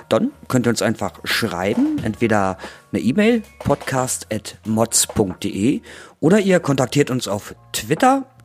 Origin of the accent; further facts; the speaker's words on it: Pasewalk, Mecklenburg-Vorpommern, Germany; moved away as an adult; also born or lived in Wilhelmshaven / Weimar / Eberswalde; aufgewachsen in Mecklenburg-Vorpommern, nahe Brandenburg, und zwar in Pasewalk, dann irgendwann studiert, dann hat es mich zum Radio verschlagen. Und über Wilhelmshaven und Weimar wollte ich irgendwann wieder zurück in die Nähe meiner alten Heimat.